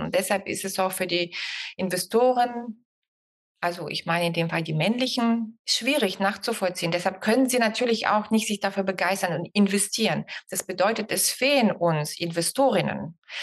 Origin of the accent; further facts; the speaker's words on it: Bulgaria; now in Germany; Ich bin ja Bulgarin, deshalb kann ich das so sagen und lebe seit 30 Jahren hier